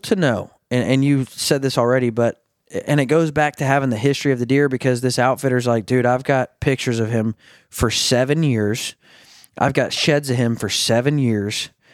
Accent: Arkansas, United States; I'm from, I'm from Arkansas, born and raised

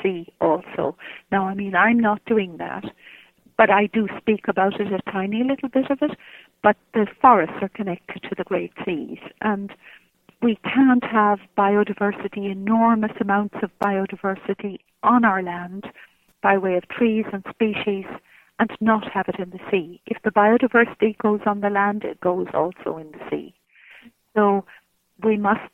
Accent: Ireland; I'm an Irish woman, and I look upon myself as an Irish woman.

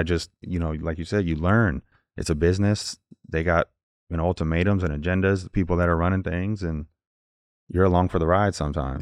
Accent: Indiana, United States; I'm from Indiana

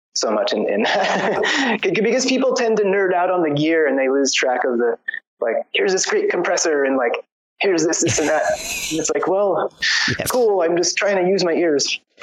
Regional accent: San Diego, California, United States; moved away as an adult; also born or lived in Portland, Oregon; now in Serbia; I was born and raised in San Diego, and I moved to Portland, Oregon, when I was like around thirty or so

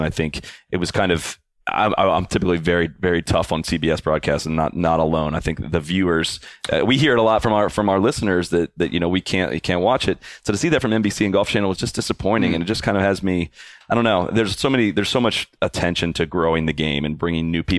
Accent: Dublin, Ohio, United States; I grew up in Dublin, Ohio, and I've always attended that event

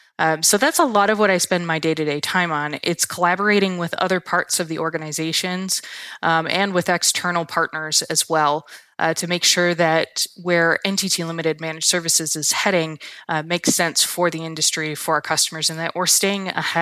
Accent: Michigan, United States; I am from Michigan. I've grew up here. I have family here. I have strong roots in the Midwest.

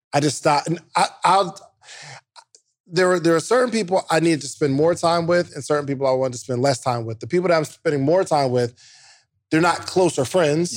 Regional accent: New Jersey, United States; I'm from Wa-, Warren Belt, New Jersey

